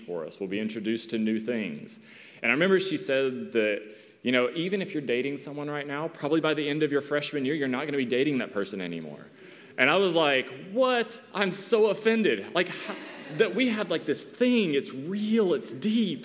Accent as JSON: {"language": "English", "region": "East Tennessee", "country": "United States", "tie": "born or raised there", "moved": "as an adult", "said": "my hometown in Tennessee"}